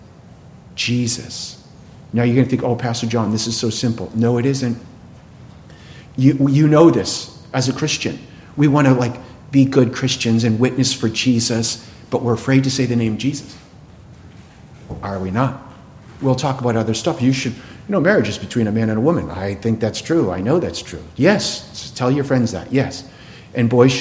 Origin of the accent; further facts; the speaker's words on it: Boston, Massachusetts, United States; I'm from Boston